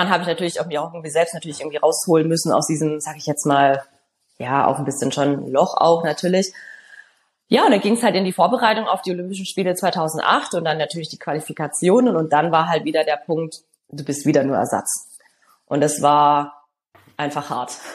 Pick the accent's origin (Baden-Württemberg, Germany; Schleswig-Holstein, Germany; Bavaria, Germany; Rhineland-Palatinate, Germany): Baden-Württemberg, Germany; Stuttgart; Und wir hatten dann 2007 die Weltmeisterschaft in Stuttgart, das heißt in meiner Heimatstadt.